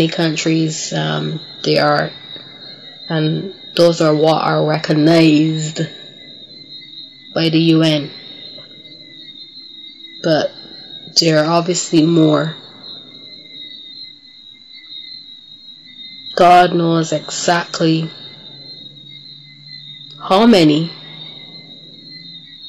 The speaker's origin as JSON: {"language": "English", "country": "Barbados", "tie": "born or raised there", "said": "my hometown, Barbados, where I was born and raised"}